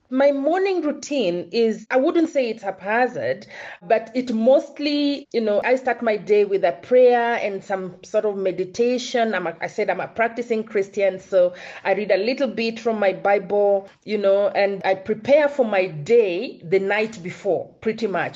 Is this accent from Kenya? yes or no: yes; Kenya; I'm born and schooled in Kenya